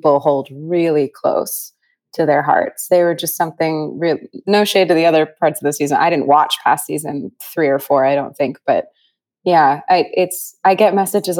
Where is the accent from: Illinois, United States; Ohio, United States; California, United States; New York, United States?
California, United States; Northern; We grew up in Northern California